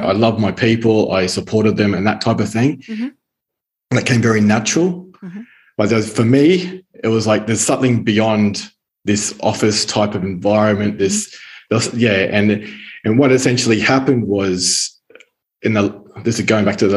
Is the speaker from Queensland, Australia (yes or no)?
yes; Brisbane, Queensland, Australia; accent: Australian; moved away as an adult; now in Italy; I was born in Brisbane, Australia, and spent most of my life there